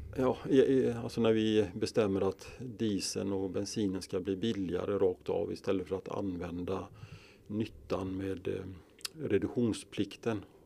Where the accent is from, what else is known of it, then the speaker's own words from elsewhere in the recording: Kungälv, Västra Götaland, Sweden; moved away as an adult; now in Skaraborg, Sweden; Jag är uppväxt i Bohus, Nödinge, Kungälv, västkusten alltså